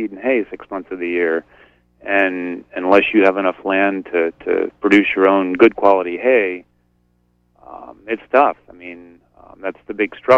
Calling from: Blue Hill, Maine, United States; I'm calling from Blue Hill.

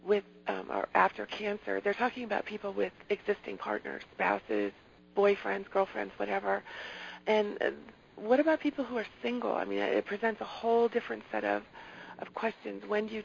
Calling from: California, United States; Hi, I'm calling from California

